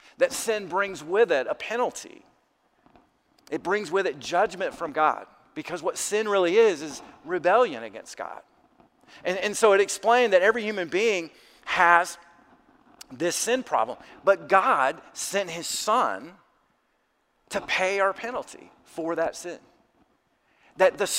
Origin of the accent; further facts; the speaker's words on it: South Alabama, United States; I grew up in South Alabama